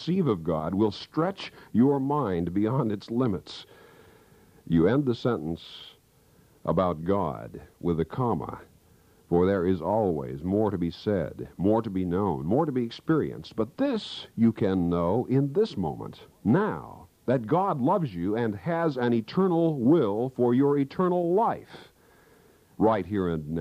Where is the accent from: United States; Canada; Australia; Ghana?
United States; Kansas; moved away; my hometown back in Kansas